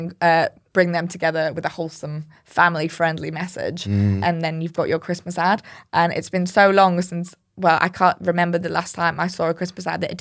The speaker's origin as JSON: {"language": "English", "region": "Yorkshire and the Humber", "country": "United Kingdom", "said": "I'm not being racist. I'm from Yorkshire. I'm allowed to say that."}